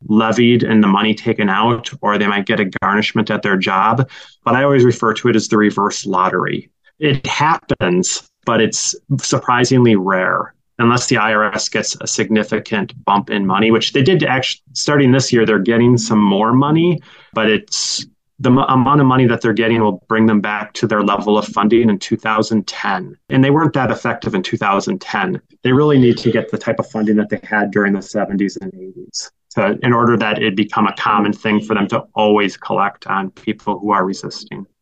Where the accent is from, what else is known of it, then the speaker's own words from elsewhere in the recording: Green Bay, Wisconsin, United States; moved away as an adult; now in Milwaukee, United States; as a high school student growing up in Green Bay